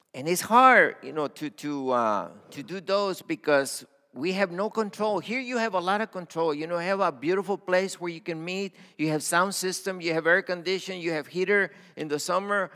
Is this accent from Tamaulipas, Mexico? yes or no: yes; Matamoros, Tamaulipas, Mexico; also born or lived in Brownsville, Texas; now in United States; I was born in Mexico on the border, Matamoros. Okay, that's where I was born